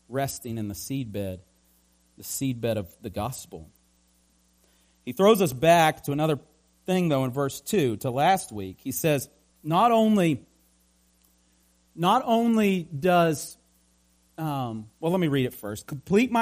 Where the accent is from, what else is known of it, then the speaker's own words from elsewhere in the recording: Appalachia, United States; we're Appalachian, many of us